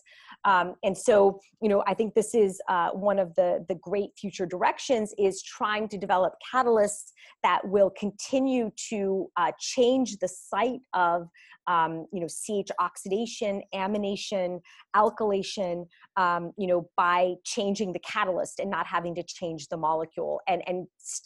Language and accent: English; Greece; moved away; I'm actually from Greece